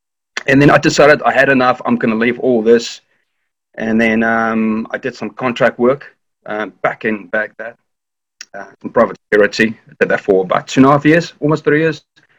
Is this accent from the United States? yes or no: no; South Africa; moved away as an adult; also born or lived in London, United Kingdom / Belfast, United Kingdom / Cyprus; born and raised in South Africa, left the country in 2000, went over to the UK just to travel and work